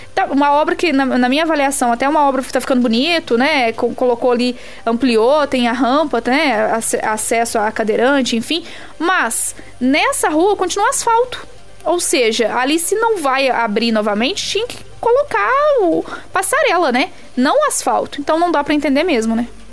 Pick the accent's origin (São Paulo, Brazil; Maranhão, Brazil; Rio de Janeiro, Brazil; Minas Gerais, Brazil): Minas Gerais, Brazil; Resende Costa; moved away; eu sou de Resende Costa